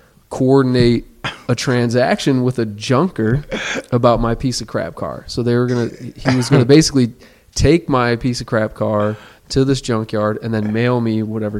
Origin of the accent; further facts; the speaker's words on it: Toledo, Ohio, United States; moved away as an adult; now in Melbourne, United States; I was born and raised in Toledo, Ohio, but now I'm a resident of Melbourne, Florida. I've been a resident there for about a decade.